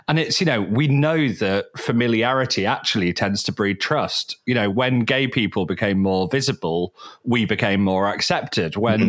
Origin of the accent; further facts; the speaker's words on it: the north of England, United Kingdom; You know, I grew up in Northern England. There's not that many sort of places with Jewish population up there.